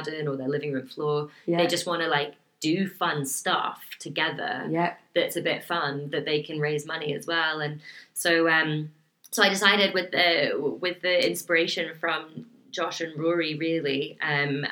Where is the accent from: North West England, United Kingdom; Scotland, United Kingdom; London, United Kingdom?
Scotland, United Kingdom; Dornoch; I grew up in Dornoch